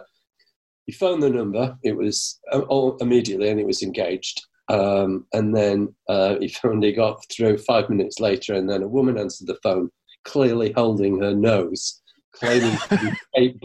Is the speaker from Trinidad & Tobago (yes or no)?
no; Manchester, North West England, United Kingdom; I'm from Manchester